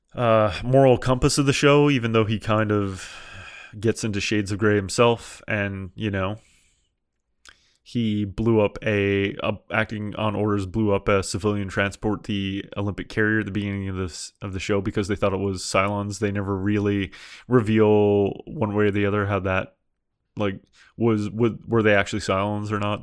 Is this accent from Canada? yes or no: yes; Canada; I'm from Canada and I've heard this accent so many times